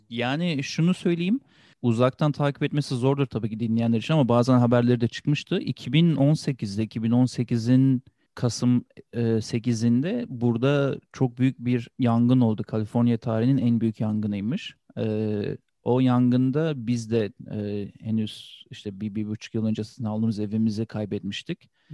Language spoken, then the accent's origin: Turkish; Turkey; moved away as an adult; also born or lived in Switzerland; now in California, United States; Sonra Türkiye'ye geçtik, yerleştik